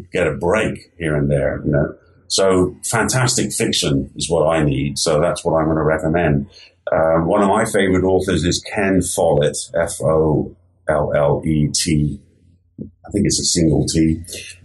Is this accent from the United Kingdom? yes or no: yes; England, United Kingdom; moved away as an adult; now in United States; I grew up in England